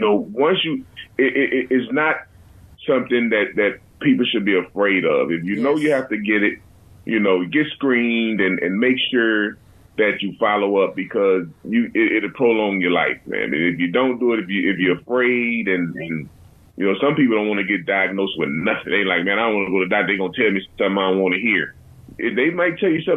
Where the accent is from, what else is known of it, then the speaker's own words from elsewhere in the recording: Texas, United States; now in California, United States; I'm a Texan dog, all the way